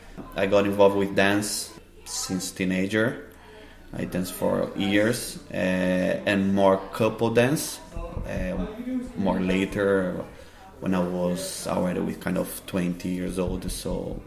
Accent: São Paulo, Brazil; moved away as an adult; also born or lived in north of Brazil; now in Cork, Ireland; I'm from Brazil. I was born in the north of Brazil, more culture place, but I grew up in São Paulo since I was 3, and I moved to Ireland 4 years ago.

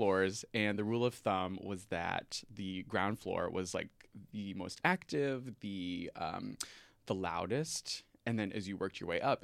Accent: Maryland, United States; moved away as an adult; now in Chicago, United States; They met at Purdue University and then found their way to Maryland, where I was raised.

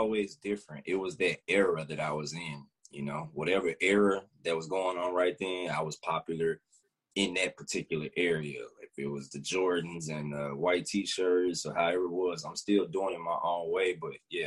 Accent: Memphis, Tennessee, United States; moved away as an adult; now in Los Angeles, United States; I'm originally from Whitehaven in South Memphis

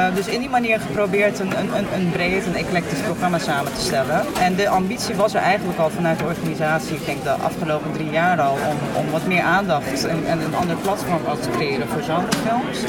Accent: Turkey; moved away; ik ben deels opgegroeid in Turkije

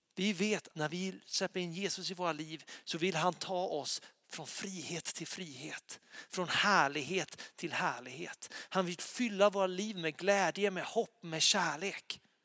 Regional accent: Lysekil, Västra Götaland, Sweden; moved away; jag bodde hemma i Lysekil då

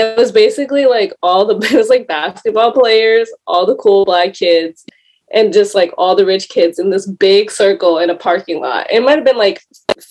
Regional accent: California, United States; I grew up in California

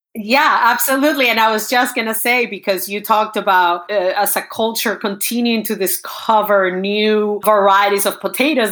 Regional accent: Venezuela; I'm from Venezuela, but part of my heart is uh, it's in Peru

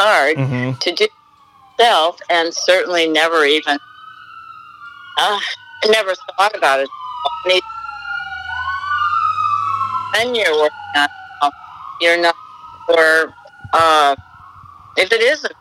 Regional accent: Midwest, United States; moved away as an adult; now in New York, United States; I'm from the Midwest originally

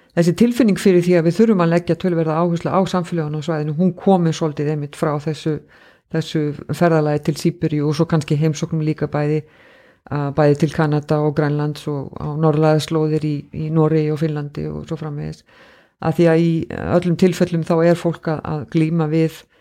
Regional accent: Reykjavík, Capital Region, Iceland; moved away as an adult; also born or lived in North Iceland; now in Akureyri, Iceland; Ég bjó í Reykjavík fyrstur um 30 ár æfinar með einhverjum smá hlýjum og ákvað þá að koma hérna norður

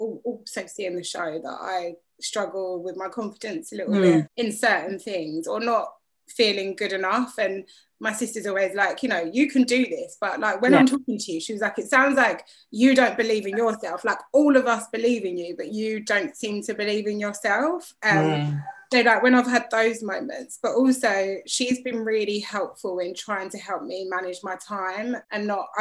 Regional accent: London, United Kingdom; also born or lived in Walthamstow, London; I was born in Walthamstow, East London, and I was brought up mainly in Gants Hill, which is like East but borderline Essex, really.

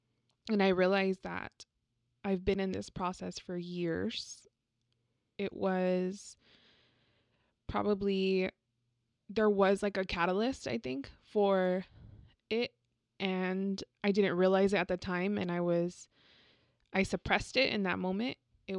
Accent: San Antonio, Texas, United States; And I'm also a Latina. I was born and raised here in San Antonio.

